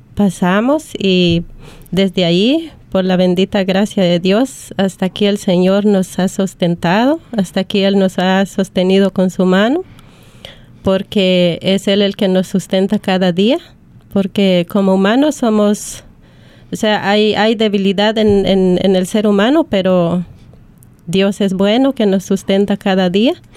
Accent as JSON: {"language": "Spanish", "country": "Guatemala", "moved": "yes", "lives_now": "Australia", "said": "soy de Guatemala"}